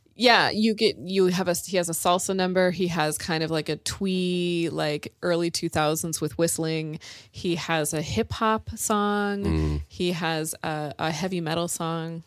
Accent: California, United States; moved away; I'm from California

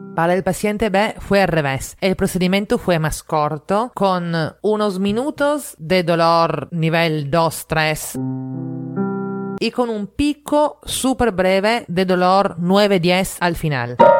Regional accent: Italy; now in Lima, Peru; italiana en Lima

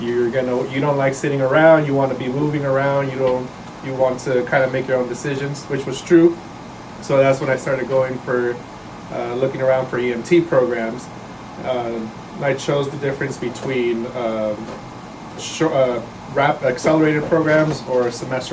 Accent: San Francisco, California, United States; moved away as an adult; now in San Diego, United States; I was born and raised in San Francisco, California

